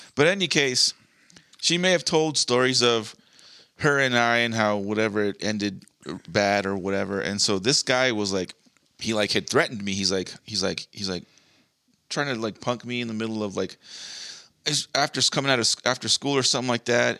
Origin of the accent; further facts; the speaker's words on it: Montebello, California, United States; also born or lived in Whittier; Montebello, like the, the city I grew up in, I was born in Whittier, but the mo, the city I kind of was raised mostly